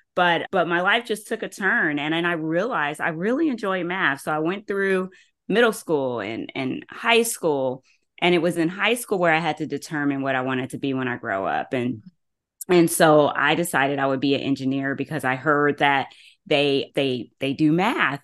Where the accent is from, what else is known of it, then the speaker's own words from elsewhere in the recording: Columbus, Ohio, United States; I'm from Columbus, Ohio